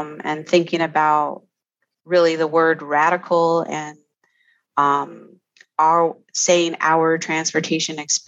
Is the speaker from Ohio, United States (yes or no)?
no; Four Corners area, Flagstaff, northeastern Arizona, United States; I'm originally from the Four Corners area